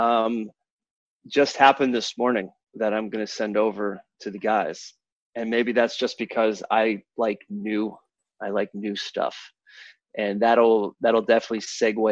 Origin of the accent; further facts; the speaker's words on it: Kalamazoo, Michigan, United States; also born or lived in Pittsburgh, Pennsylvania; when I moved from Pittsburgh, where my entire family moved, up to Michigan